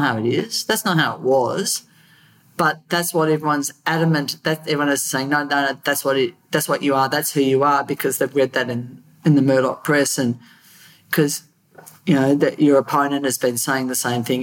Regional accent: Australia; as an Australian

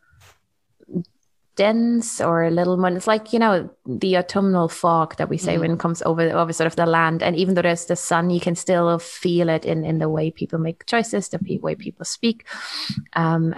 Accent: Germany; also born or lived in Algarve, Portugal; now in Portugal; growing up in Germany

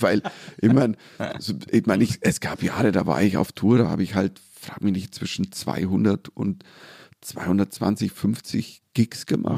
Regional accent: Germany; als Deutscher

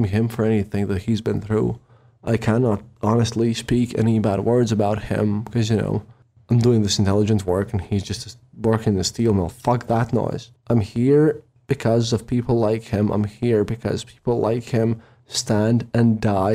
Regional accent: Riga, Latvia; I was from Riga

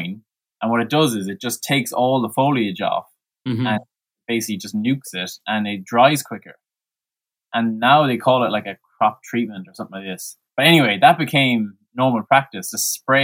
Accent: Mayo, Connacht, Ireland; now in County Clare, Ireland; I'm from Mayo, which is, a good 3 hours away from Clare, and where my parents are.

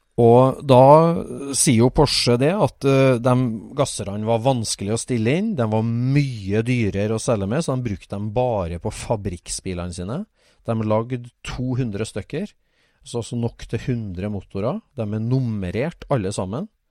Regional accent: Trøndelag, Norway; accent: Trøndersk; Jeg er jo innfødt, så jeg snakka jo trøndersk

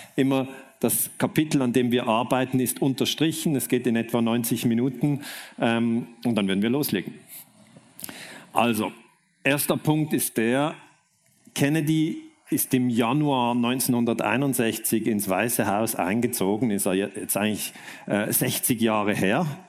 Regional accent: Switzerland; ich komme aus der Schweiz

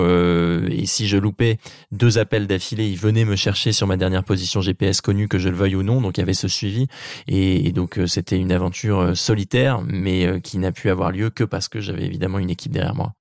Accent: Normandy, France; dans ma région natale qui est la Normandie

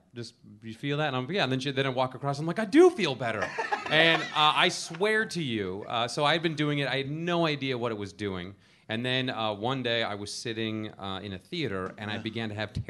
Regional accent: Rome, Lazio, Italy; born there; No, I'm not Italian. But I was born in Rome, thank you.

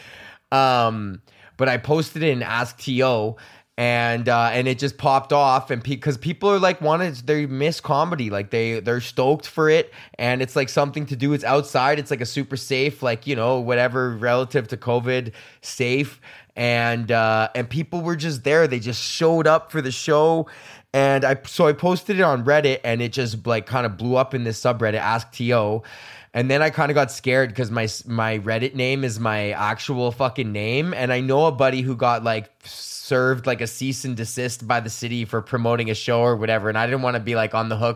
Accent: Edmonton, Alberta, Canada; I'm from Highlands, which is a neighborhood that is directly adjacent to fucking Beverly

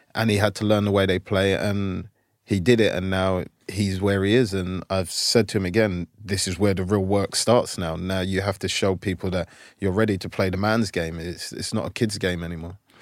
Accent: London, United Kingdom; moved away as an adult; now in United States; where we lived in South London in a place called Brockley

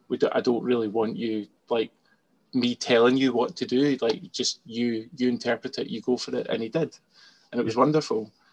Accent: Scotland, United Kingdom; I'm Scottish, so I can't be anything other than Scottish

